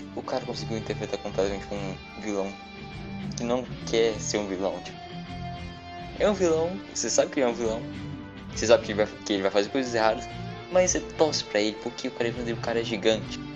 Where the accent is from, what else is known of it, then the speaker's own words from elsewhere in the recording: Maranhão, Brazil; also born or lived in Goiás; eu já sou maranhense, misturado com é goiano.